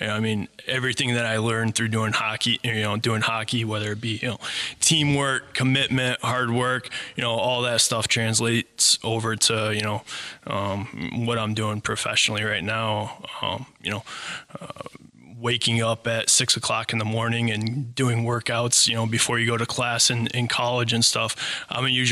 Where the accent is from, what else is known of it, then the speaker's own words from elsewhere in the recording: Bowling Green, Ohio, United States; also born or lived in Cleveland; now in Sylvania, United States; I grew up in Bowling Green, Ohio.